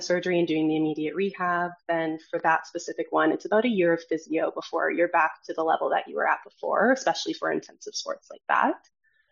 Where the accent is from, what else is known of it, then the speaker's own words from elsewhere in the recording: Edmonton, Alberta, Canada; moved away as an adult; also born or lived in Toronto; I was born and raised in Edmonton, Alberta